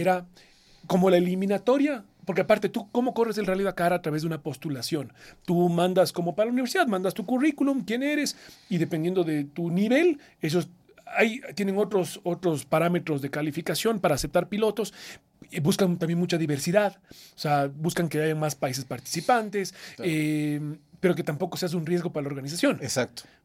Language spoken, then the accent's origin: Spanish; Ecuador; no fui solo el primer ecuatoriano en participar, sino que además soy el primer ecuatoriano en cumplir los 10 años